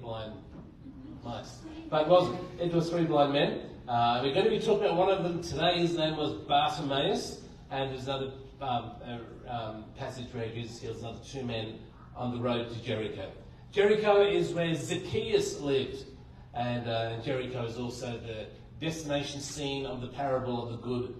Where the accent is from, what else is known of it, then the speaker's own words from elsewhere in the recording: Blue Mountains, New South Wales, Australia; I grew up in the Blue Mountains